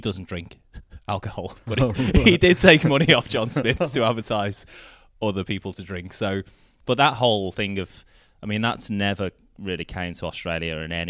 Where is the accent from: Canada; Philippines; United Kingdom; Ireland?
United Kingdom; Liverpool, North West England; Softened. My words have not kept up, but yeah, my accent has softened a little.